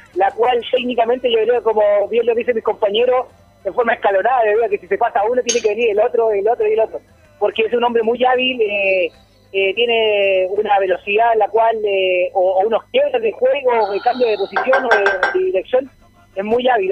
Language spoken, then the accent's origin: Spanish; Chile; como chileno